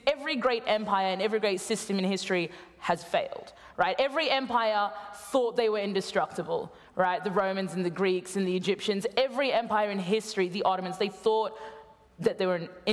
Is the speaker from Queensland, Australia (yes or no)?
yes; Queensland, Australia; my home state of Queensland